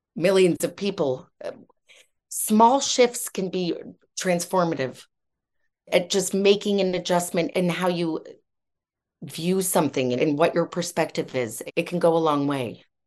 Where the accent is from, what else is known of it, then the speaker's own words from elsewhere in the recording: United States; now in United Kingdom; I'm American by background, but I've lived here for a long time